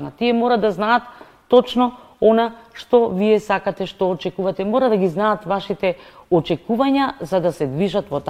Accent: Prilep, Pelagonia, North Macedonia; born or raised there

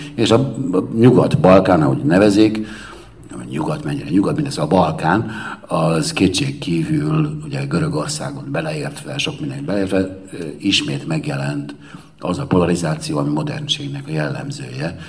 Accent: Cluj-Napoca, Cluj County, Romania; a Kolozsvári Magyar Értelmiségi vagyok, aki voltam

